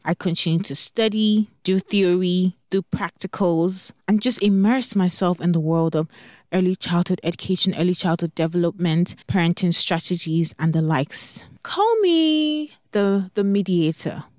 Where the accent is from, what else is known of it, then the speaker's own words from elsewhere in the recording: Nigeria; now in Texas, United States; Growing up in Nigeria